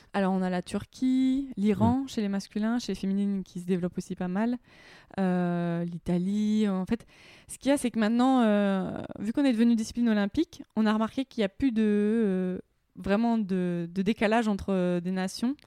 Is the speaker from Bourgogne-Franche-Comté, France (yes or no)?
yes; Semur-en-Auxois, Bourgogne-Franche-Comté, France; il y a un lac à côté de chez moi, à côté de ma ville natale, euh, semur en auxois